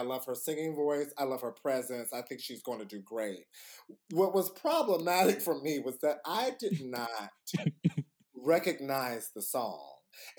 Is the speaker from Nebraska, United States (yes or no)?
no; Georgia, United States; Yes, I'm from Georgia, don't do me.